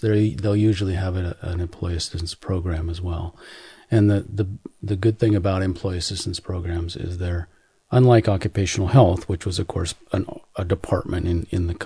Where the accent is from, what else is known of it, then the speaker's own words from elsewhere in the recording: Seattle, Washington, United States; Seattle, which is actually just south of Vancouver, BC